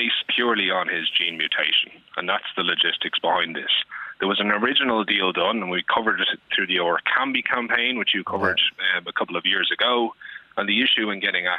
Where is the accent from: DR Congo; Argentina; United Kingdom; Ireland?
Ireland; as an Irish people